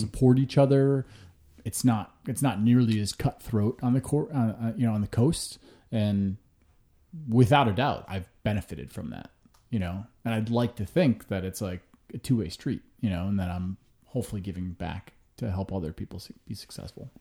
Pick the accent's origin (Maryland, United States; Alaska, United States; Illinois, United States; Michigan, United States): Illinois, United States; Hinsdale; also born or lived in Chicago; I'm technically from Hinsdale, you know, suburb, just west of the city. Grew up there till I was thirteen